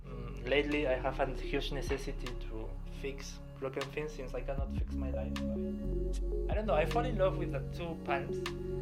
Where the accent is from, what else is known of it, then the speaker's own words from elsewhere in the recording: Lima, Peru; English is a second language; moved away as an adult; now in Bonn, Germany; In the capital of Peru, in Lima, in February, in front of the sea.